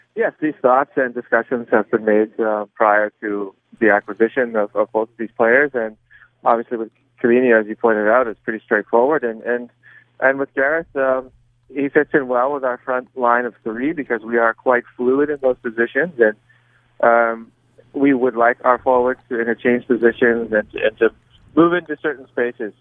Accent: San Diego, California, United States; moved away as an adult; also born or lived in Germany; I grew up in San Diego, which isn't far from

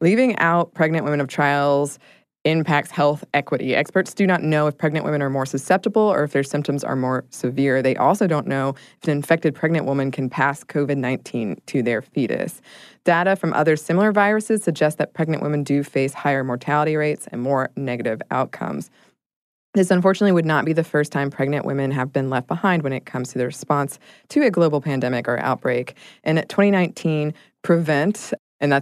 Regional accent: United States; we're from the United States

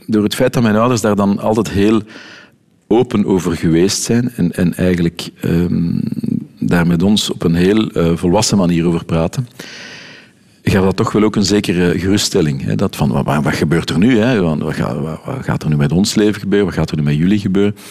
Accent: Brussels, Brussels-Capital Region, Belgium; accent: Brusselse R; first language Dutch; Je hoort mijn Brusselse R daar, eh, af en toe nog eens goed tussen

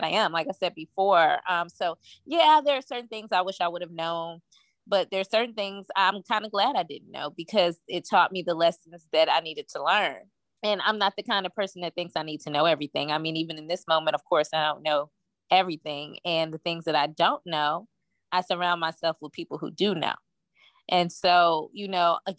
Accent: Virginia, United States; also born or lived in Washington, District of Columbia, United States; now in Atlanta, United States; I'm originally from Virginia, like you mentioned. And I moved to Atlanta from DC

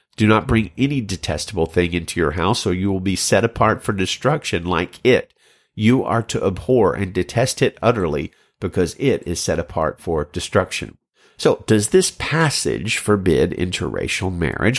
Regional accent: Birmingham, Alabama, United States; I'm a child of the South, growing up in Birmingham, Alabama in the seventies and eighties

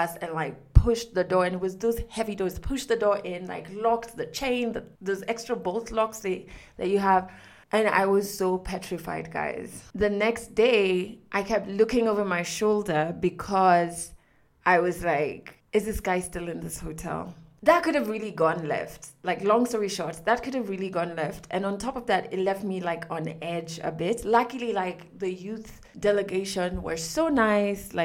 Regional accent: Kenya; I'm from Kenya

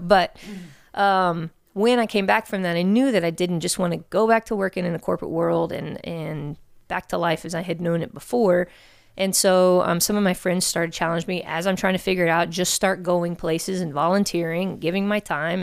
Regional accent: Houston, Texas, United States; born and raised here in Houston

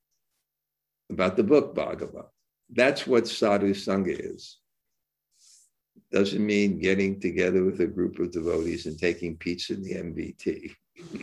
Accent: India; I grew up in India, where I actually saw the culture embodied.

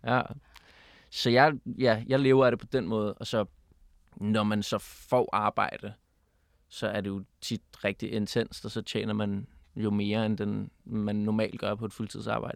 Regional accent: Copenhagen, Capital Region of Denmark, Denmark; also born or lived in Berlin, Germany; jeg er født på Nørrebro, og så min far har været lærer på Bernadotteskolen, så jeg har gået

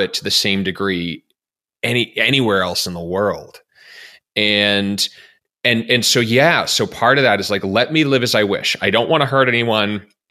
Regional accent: Massachusetts, United States; my home state of, our, well, our home state of Massachusetts

